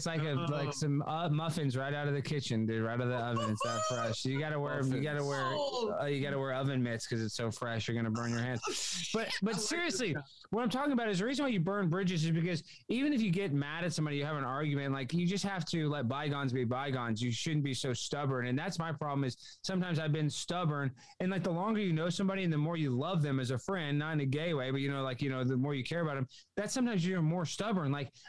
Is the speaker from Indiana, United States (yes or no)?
no; Dallas, Texas, United States; Dallas, Texas.